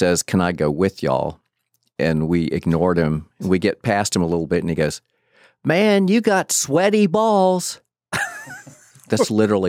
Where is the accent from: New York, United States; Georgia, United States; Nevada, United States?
Georgia, United States; Atlanta; I grew up in Atlanta.